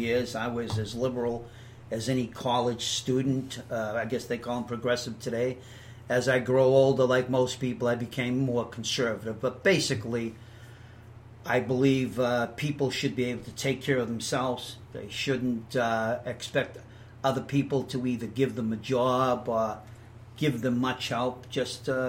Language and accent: English; Boston, Massachusetts, United States; moved away as an adult; also born or lived in California; I'm from Boston, Massachusetts